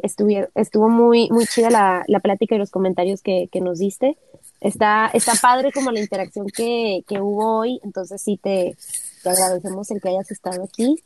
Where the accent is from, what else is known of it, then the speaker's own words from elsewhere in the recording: Tijuana, Baja California, Mexico; somos ambos de Tijuana born and raised, nacidos y educados